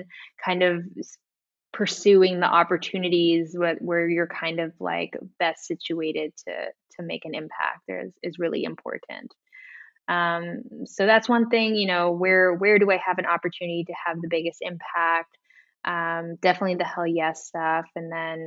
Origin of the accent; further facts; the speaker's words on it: Guam; moved away as an adult; also born or lived in San Francisco, California, United States; now in Amsterdam, Netherlands; I was born in San Francisco. My mother's from Guam, my father's from Italy. They split up when I was young, around 8, and I moved to Guam